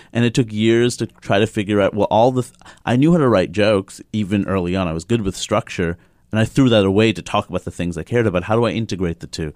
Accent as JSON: {"language": "English", "town": "New York City", "region": "New York", "country": "United States", "tie": "born or raised there", "said": "I grew up in Queens, New York"}